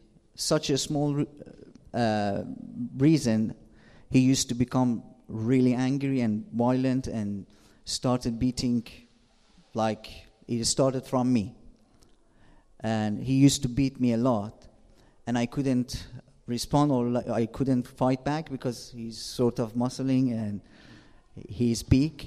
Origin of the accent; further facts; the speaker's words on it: Shiraz, Fars, Iran; English is a second language; moved away as an adult; now in England; I'm from Shira, south of Iran